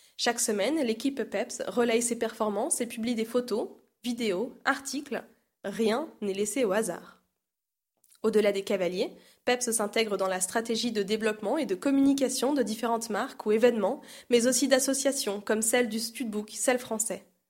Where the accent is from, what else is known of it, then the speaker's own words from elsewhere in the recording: the North, Hauts-de-France, France; moi, je viens du Nord